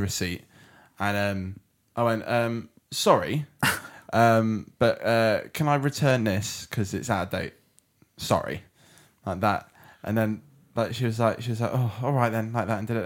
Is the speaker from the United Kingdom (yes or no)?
yes; United Kingdom; I'm British